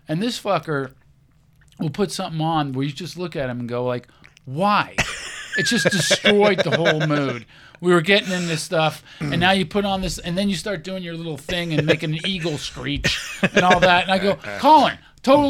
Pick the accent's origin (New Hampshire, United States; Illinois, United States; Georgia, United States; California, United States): California, United States; Pasadena; And then I was born in Pasadena.